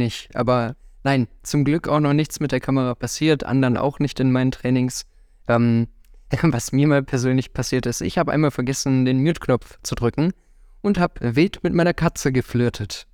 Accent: Nettetal, North Rhine-Westphalia, Germany; also born or lived in Viersen area / Krefeld; mit drei Jahren dann hier rüber nach Nettetal, meine komplette Kindheit und Jugend in, hier eben verbracht, Schule und alles

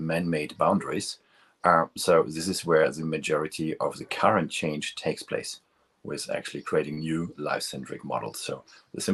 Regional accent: near Münster, North Rhine-Westphalia, Germany; moved away; I crossed the border to the Netherlands, which was very close to my hometown

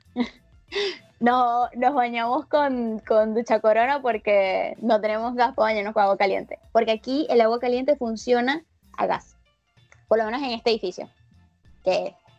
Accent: Venezuela; accent: Venezuelan; moved away as an adult; also born or lived in Brazil; now in Argentina; recuperé mi acento venezolano

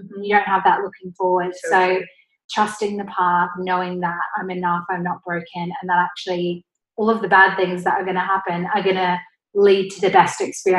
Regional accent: Australia; accent: Australian; I used to be very insecure that I had an Australian accent. And actually, my Australian accent isn't as Aussie as it was before

